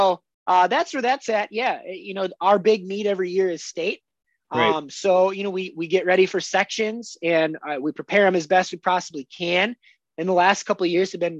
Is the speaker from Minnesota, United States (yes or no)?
yes; Alexandria, Minnesota, United States; I moved back to my hometown in Alexandria, Minnesota.